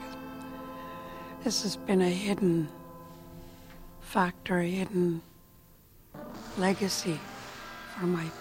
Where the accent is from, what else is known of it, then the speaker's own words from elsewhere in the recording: Songhees Lekwungen territory, British Columbia, Canada; I am from Songhees Lekwungen territory, born and raised there.